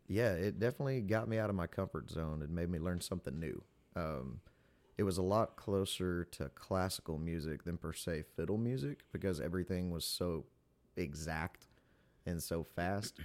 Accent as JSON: {"language": "English", "town": "Pickwick", "region": "Tennessee", "country": "United States", "moved": "yes", "lives_now": "Katy, United States", "said": "I'm from Tennessee."}